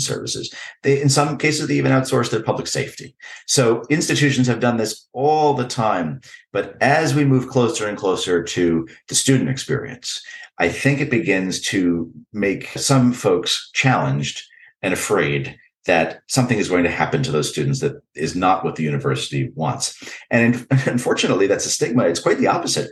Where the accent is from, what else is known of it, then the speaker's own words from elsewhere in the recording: New York and the Northeast, United States; Growing up in New York and the Northeast